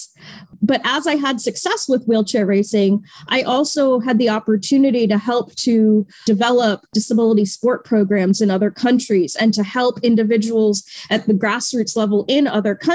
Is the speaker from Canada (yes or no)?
no; Natick, Massachusetts, United States; moved away; So I grew up in Natick, Massachusetts, which is 20 minutes west of Boston